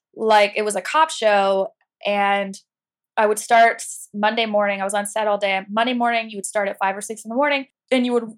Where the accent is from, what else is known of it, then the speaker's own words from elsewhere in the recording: an hour north of Cincinnati, near Miami University of Ohio, United States; now in New York, United States; I grew up in like a really rural area